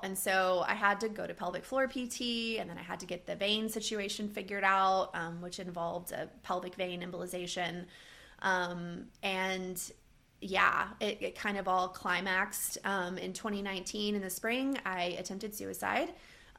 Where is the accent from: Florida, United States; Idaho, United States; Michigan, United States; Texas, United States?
Texas, United States; moved away as an adult; also born or lived in northeastern Minnesota; now in Minnesota, United States; I grew up in Texas and lived in Texas my whole life.